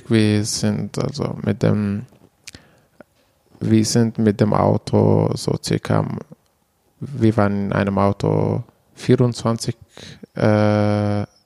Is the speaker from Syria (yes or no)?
yes; Manbij, Aleppo Governorate, Syria; German is a second language; moved away as an adult; now in Germany; komme aus Manbij in der Nähe von Aleppo, so circa 90 Kilometer östlich von, von Aleppo.